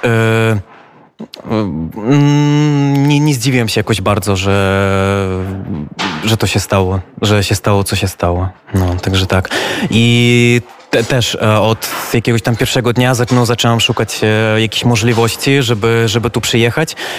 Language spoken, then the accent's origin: Polish; Belarus; my jako Białorusini